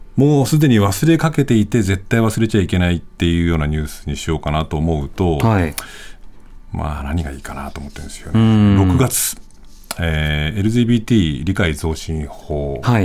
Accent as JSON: {"language": "Japanese", "region": "Nagano", "country": "Japan", "tie": "born or raised there", "moved": "yes", "said": "僕、もともと長野出身"}